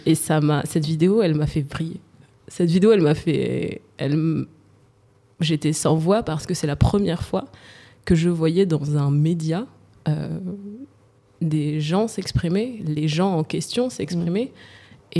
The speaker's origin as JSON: {"language": "French", "area": "Val-de-Marne", "region": "Île-de-France", "country": "France", "tie": "born or raised there", "said": "J'ai grandi dans le 94. Euh, je je citerai pas le nom de ma ville, mais j'ai grandi dans le 94, le Val-de-Marne."}